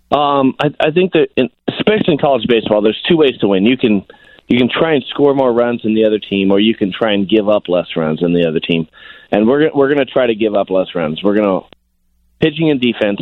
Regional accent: Sacramento, California, United States; Sacramento State, which was my hometown

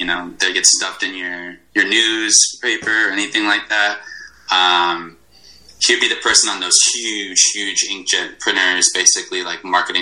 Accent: Glastonbury, Connecticut, United States; moved away as an adult; now in Chicago, United States

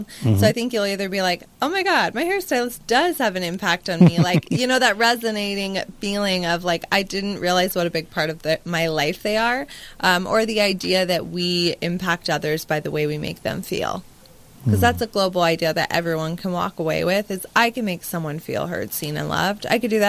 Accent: Las Vegas, Nevada, United States; I grew up in Vegas

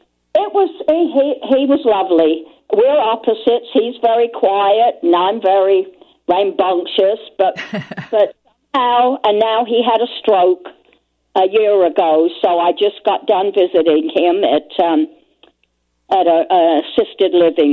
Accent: London, United Kingdom; moved away as an adult; now in Chicago area, United States; I grew up in London. I was on the east end of London and 4 blocks from the docks.

